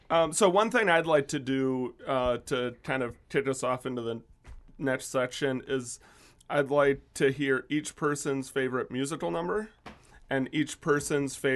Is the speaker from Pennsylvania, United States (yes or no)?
no; Illinois, United States; No, I am from Illinois.